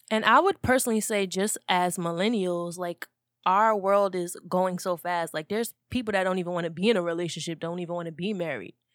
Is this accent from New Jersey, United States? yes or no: yes; New Jersey, United States; we're from North Jersey